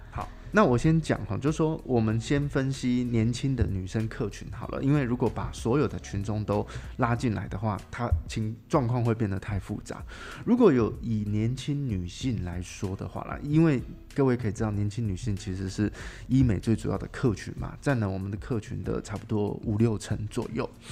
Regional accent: southern Taiwan, Taiwan; also born or lived in Kaohsiung; 因为我本，本身也是就是南部人

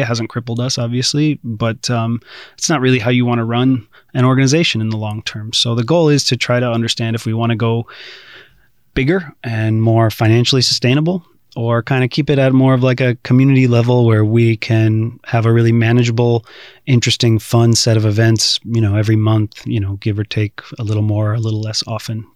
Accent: United States; now in Taiwan; being an American

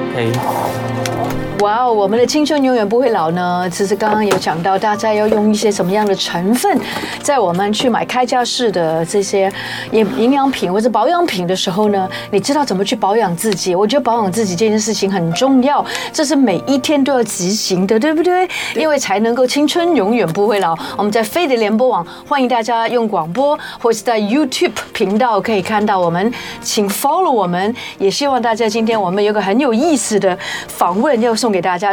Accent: Hong Kong; now in Taiwan; 我们香港人

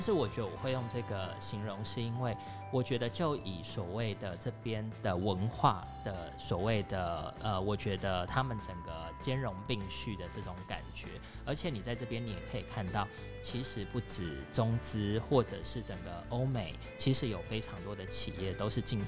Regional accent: Taiwan; moved away as an adult; now in Cambodia; 生为台湾人是一个非常幸运的一件事情

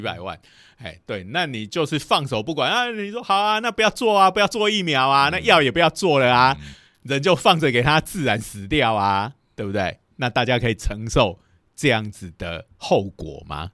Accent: Taiwan; 以我们台湾人的习性来讲

